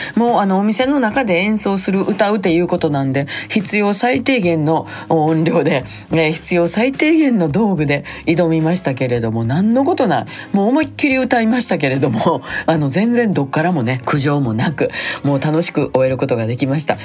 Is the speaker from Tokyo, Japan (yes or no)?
no; Sakai, Osaka, Japan; 私の地元ですね南海高野線の白鷺駅の近所